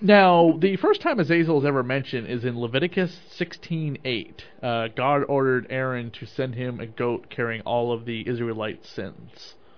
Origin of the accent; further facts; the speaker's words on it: Maryland, United States; now in Massachusetts, United States; I grew up in Maryland once upon a time when I was of a wee lad and then of a teenager